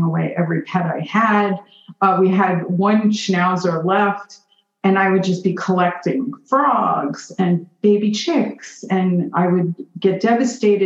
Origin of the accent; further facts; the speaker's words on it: New York City, New York, United States; growing up in Borough Park, Brooklyn